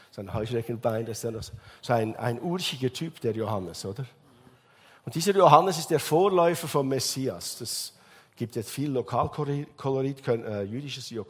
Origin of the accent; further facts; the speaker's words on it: Switzerland; Bei uns in der Schweiz sagen wir Gotthard Simplon.